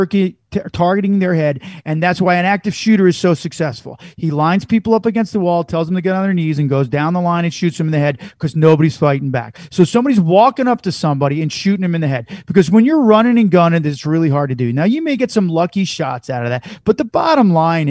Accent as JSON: {"language": "English", "town": "Chicago", "region": "Illinois", "country": "United States", "said": "we're from Chicago or we're from that area."}